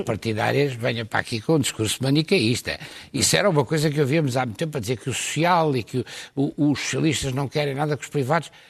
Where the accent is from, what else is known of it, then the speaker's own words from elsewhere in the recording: Lisbon, Portugal; como sou do Campo Grande